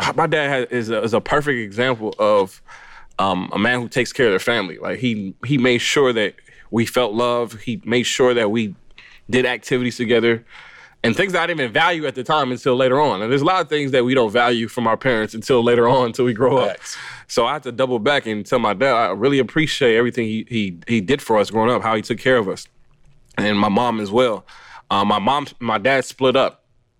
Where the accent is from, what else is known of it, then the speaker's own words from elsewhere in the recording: Los Angeles, California, United States; I was born in Los Angeles, California. I grew up in that area, greater Los Angeles